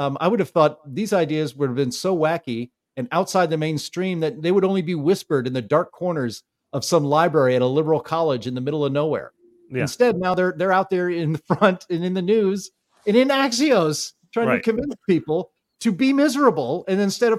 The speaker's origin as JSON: {"language": "English", "town": "New York City", "region": "New York", "country": "United States", "tie": "born there", "also_born_or_lived": "Dayton, United States / Pittsburgh, United States", "said": "I was born in New York City, and of course, we had a rented apartment. And then my family owned homes in Dayton, Ohio, and then Pittsburgh."}